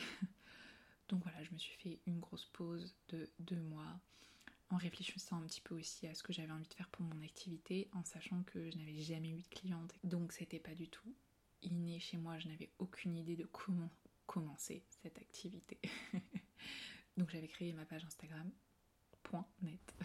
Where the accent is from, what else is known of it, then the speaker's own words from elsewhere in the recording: Puy-de-Dôme, Auvergne-Rhône-Alpes, France; moved away as an adult; also born or lived in Paris; je suis revenue vivre voilà, chez moi, dans le Puy-Dôme